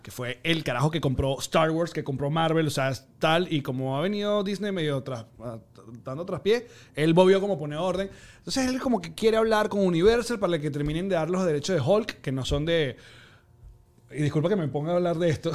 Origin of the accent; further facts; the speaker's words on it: Margarita, Nueva Esparta, Venezuela; como fui criado en Margarita